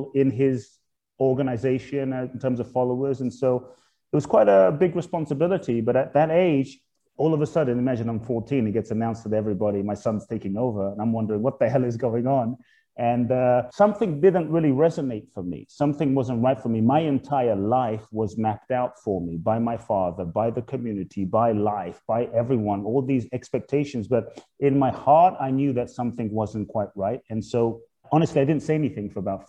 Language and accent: English; London, United Kingdom; also born or lived in Ghana; I was born in Ghana, West Africa. My father's from Ghana. My mother's Japanese. I grew up in London. We're just speaking. I grew up in Peckham, Dulwich, Brixton, Camberwell, South London